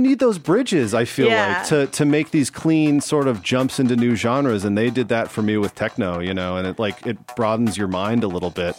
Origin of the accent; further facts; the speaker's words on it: West Coast, United States; I grew up in on the West Coast listening to, like, … and …